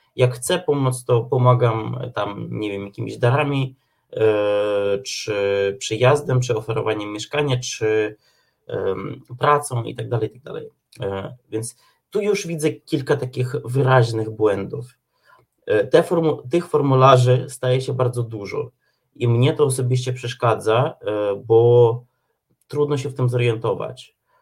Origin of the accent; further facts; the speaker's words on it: Ukraine; now in Poland; my Ukraińcy tutaj też mieszkający w Polsce